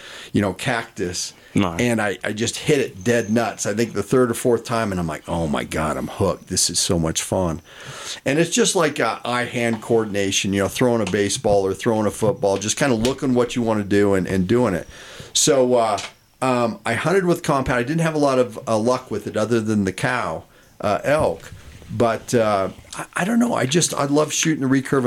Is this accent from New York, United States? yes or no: no; Fort Collins, Colorado, United States; I grew up in Fort Collins, Colorado.